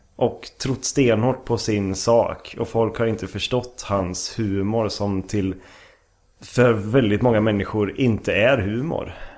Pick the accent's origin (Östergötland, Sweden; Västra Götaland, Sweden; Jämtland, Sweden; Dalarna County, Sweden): Västra Götaland, Sweden; Lidköping; moved away as an adult; also born or lived in Stockholm, Sweden; now in Umeå, Sweden; Är ifrån eh, Lidköping, Västergötland